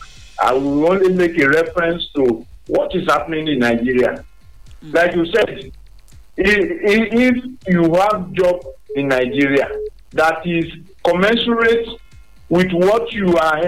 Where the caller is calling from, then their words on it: Togo; I'm calling from Togo.